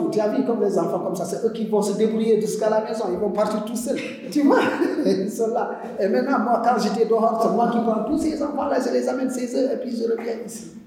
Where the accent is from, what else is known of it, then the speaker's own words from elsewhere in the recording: Casamance, Senegal; now in Toubakouta, Senegal; moi je suis d'origine casassienne, je suis de la Casamance. Ah c'est normal que je parle Mandel, je parle Djola, je parle toutes les langues qui sont ici à Sénégal.